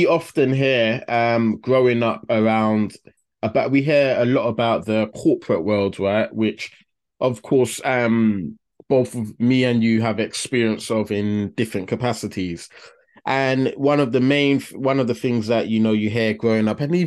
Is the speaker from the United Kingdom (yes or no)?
yes; London, United Kingdom; we grew up in a deprived area of London, but a few miles down the road was the city